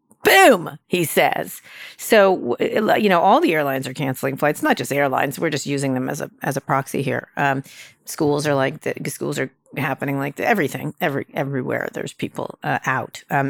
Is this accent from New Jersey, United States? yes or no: yes; Princeton, New Jersey, United States; moved away; I grew up in Princeton.